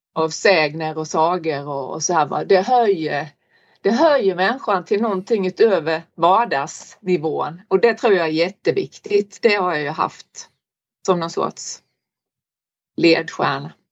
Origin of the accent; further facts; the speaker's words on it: Olofström, Blekinge, Sweden; now in Norberg, Sweden; jag kommer från Blekinge, Olofströms kommun